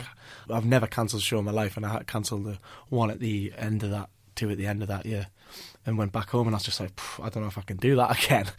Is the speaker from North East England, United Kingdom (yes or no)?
yes; North Shields, North East England, United Kingdom; I'm from North Shields